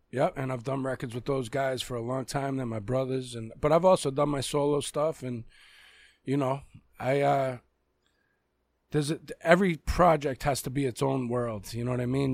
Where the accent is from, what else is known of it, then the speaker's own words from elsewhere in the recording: Boston, Massachusetts, United States; accent: Boston; My real accent is a Boston accent.